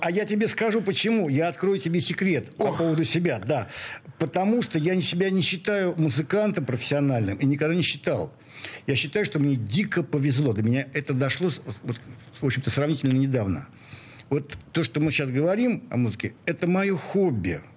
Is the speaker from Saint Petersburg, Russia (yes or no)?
yes; Saint Petersburg, Russia; also born or lived in Moscow; я в такой питерец